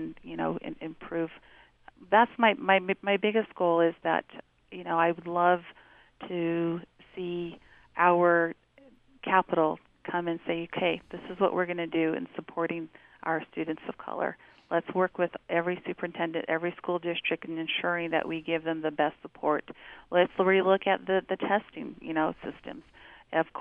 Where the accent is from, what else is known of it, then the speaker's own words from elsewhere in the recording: Navajo Nation, United States; now in Salt Lake City, United States; I'm from the Diné Nation, and my husband's from the Northern Cheyenne tribe in Lame Deer, Montana